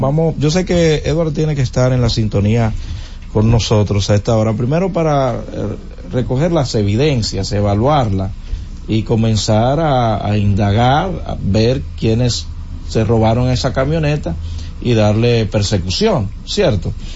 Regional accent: Villa Altagracia, San Cristóbal, Dominican Republic; moved away; mi tierra, Villa Altagracia

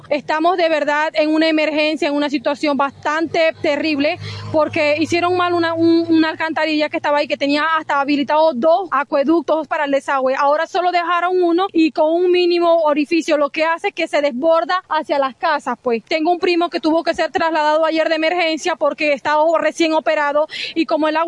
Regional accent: Malimay, Zulia, Venezuela; Yo soy de aquí de Malimay.

